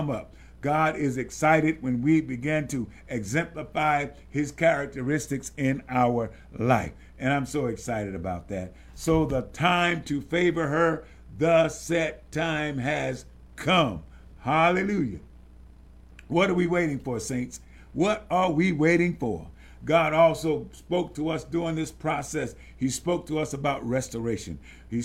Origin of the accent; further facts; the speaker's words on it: the South, United States; growing up in the South, that large family